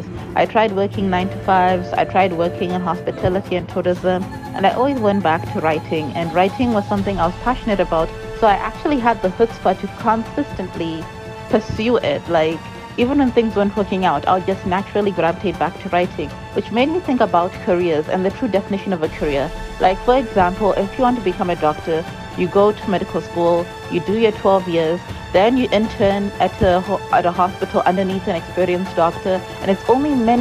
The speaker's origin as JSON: {"language": "English", "country": "Zimbabwe", "tie": "born or raised there", "said": "I come from Zimbabwe, and the mentality in Zimbabwe is that there's no future within the arts industry"}